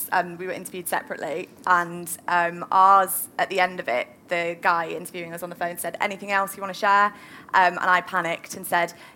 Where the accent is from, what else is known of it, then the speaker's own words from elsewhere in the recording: Manchester, North West England, United Kingdom; accent: Manchester; my Manchester accent